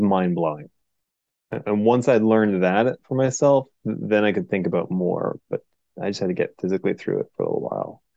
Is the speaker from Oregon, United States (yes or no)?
yes; Portland, Oregon, United States; I'm from Portland, Oregon